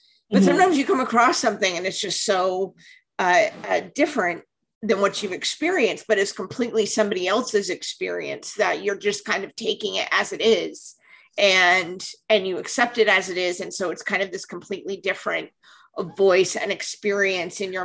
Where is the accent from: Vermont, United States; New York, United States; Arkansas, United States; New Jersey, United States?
Vermont, United States; Northern; I grew up in New England, so I grew up in Northern Vermont.